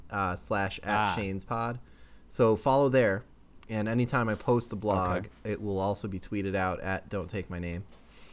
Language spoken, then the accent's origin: English; New York City, New York, United States; growing up in New York City